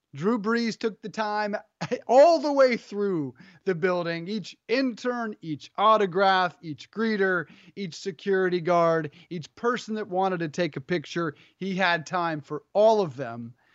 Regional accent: Colorado, United States; growing up in Colorado

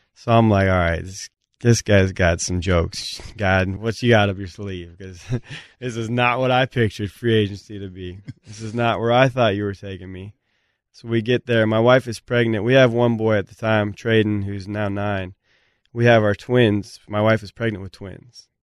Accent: Blaine, Washington, United States; moved away; I'm from Blaine, Washington. We got a population, three thousand.

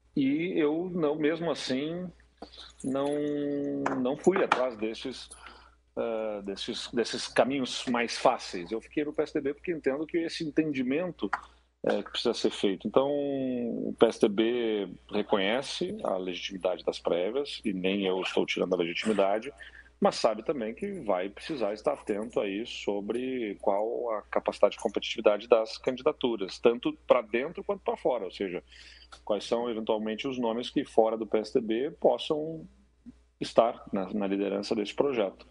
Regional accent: Brazil; como brasileiros

